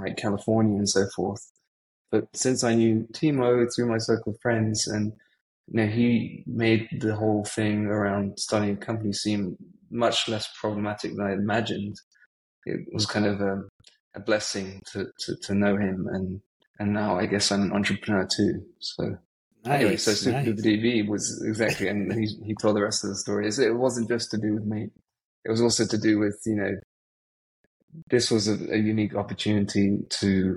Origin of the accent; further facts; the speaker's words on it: England, United Kingdom; now in Germany; I'm from England, obviously, but I live in Germany